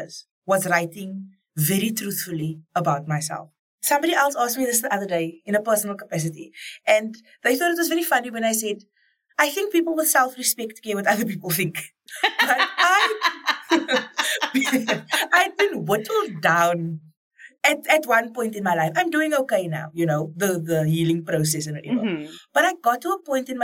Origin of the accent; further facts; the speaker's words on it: Cape Town, Western Cape, South Africa; as a colored woman growing up on the Cape Flats